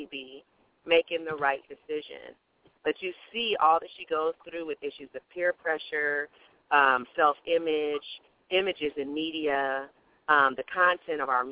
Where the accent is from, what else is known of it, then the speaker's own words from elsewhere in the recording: Oklahoma City, Oklahoma, United States; also born or lived in South Korea / Dallas, Texas; I grew up in the south part of Oklahoma City